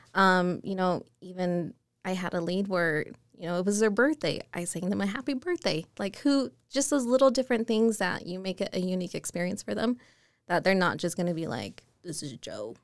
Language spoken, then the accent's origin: English; Murray, Utah, United States; born and raised in Utah. Never went anywhere. Um, Murray was my hometown